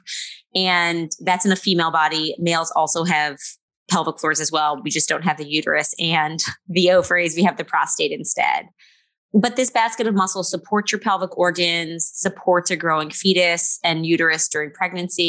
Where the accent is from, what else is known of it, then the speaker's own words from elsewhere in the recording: New Orleans, Louisiana, United States; I have a small practice in New Orleans, which is my hometown